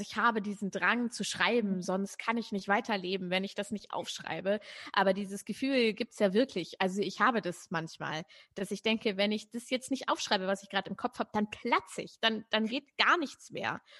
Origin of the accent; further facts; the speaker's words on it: Braunschweig, Lower Saxony, Germany; dann sind wir äh, in Braunschweig, wo ich aufgewachsen bin, oft mit der Straßenbahn gefahren